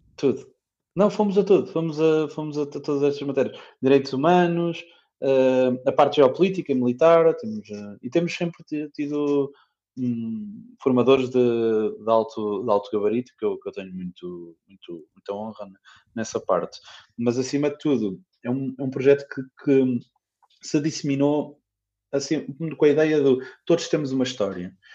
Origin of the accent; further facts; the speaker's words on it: Coimbra, Centro, Portugal; sou de Coimbra